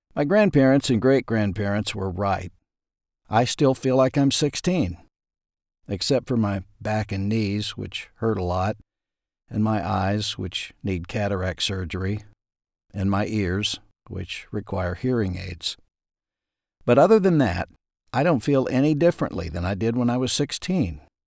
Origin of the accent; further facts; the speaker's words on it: Ashdown, Arkansas, United States; When I was growing up in Ashdown, Arkansas